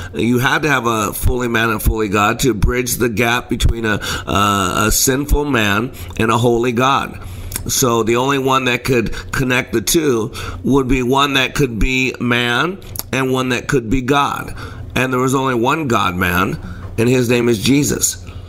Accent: Dallas, Texas, United States; I'm actually in Dallas from Dallas

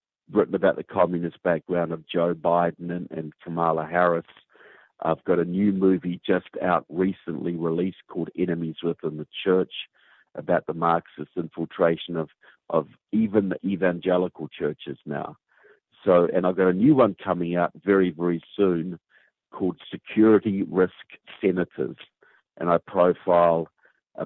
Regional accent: New Zealand; accent: southern; as you can tell by my southern accent, I'm from New Zealand

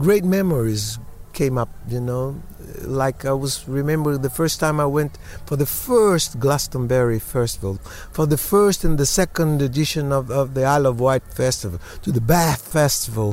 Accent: Bahia, Brazil; in Bahia also, in my hometown during Carnival

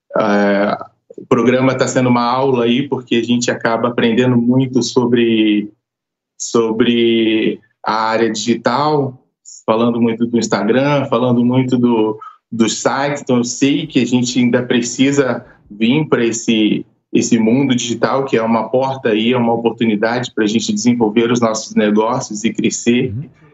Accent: Araruama, Rio de Janeiro, Brazil; now in São Paulo, Brazil; sou do Rio de Janeiro, de Araruama lá. E vim para São Paulo.

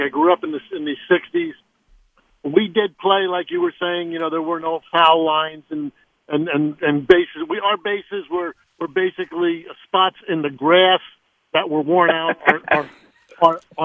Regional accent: Hudson Valley, New York, United States; as kids in the 60s, hey, growing up in the Hudson Valley

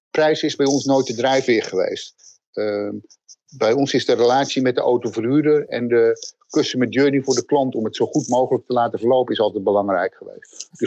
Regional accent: Netherlands; wat voor ons heel erg actueel is als Nederlanders

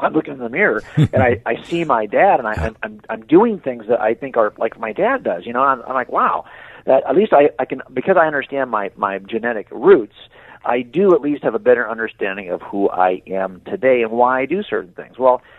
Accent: Scotland, United Kingdom; look, I thought I was German, but I'm not German, I'm Scottish.

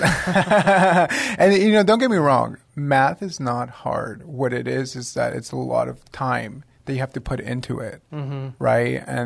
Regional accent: San Antonio, Texas, United States; I was born and raised in San Antonio, Texas. I've been here my whole life.

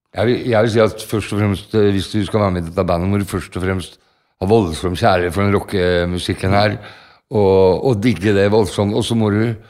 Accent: Norway; vi er fra Norge, vi er ikke fra Amerika

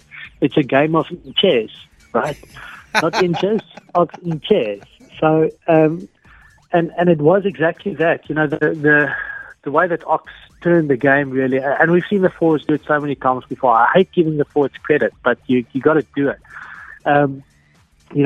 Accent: South Africa

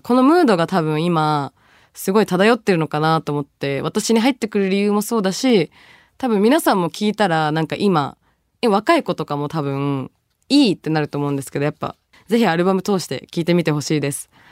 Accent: Tokyo, Japan; born or raised there; also born or lived in Bangladesh

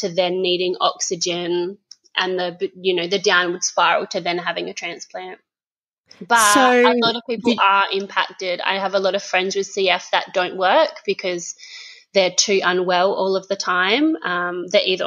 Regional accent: Geraldton, Western Australia, Australia; now in Busselton, Australia; I'm originally from Geraldton, but I've been in Busselton for about 7 years now.

